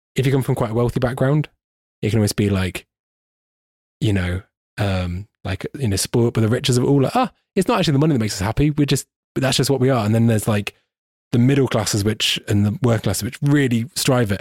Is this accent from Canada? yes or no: no; United Kingdom; I'm a British person